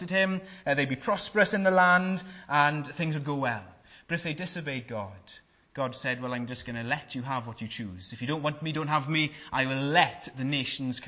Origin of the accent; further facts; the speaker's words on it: Wales, United Kingdom; I'm Welsh